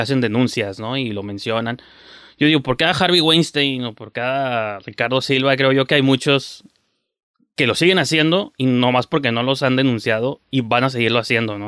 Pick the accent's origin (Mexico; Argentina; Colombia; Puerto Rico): Mexico; como mexicanos, que es un país ultra conservador